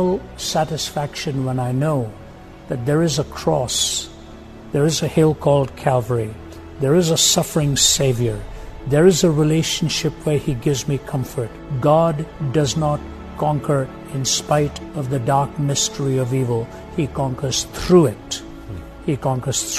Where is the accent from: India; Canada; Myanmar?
India; When I was growing up in India